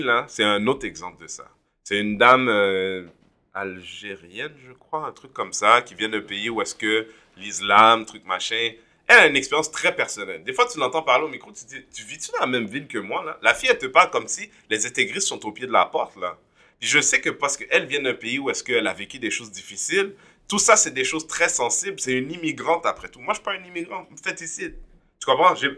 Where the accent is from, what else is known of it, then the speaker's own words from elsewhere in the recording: Quebec, Canada; je suis un haïtien, je, suis un, Québécois d'origine haïtienne, un Canadien d'origine haïtienne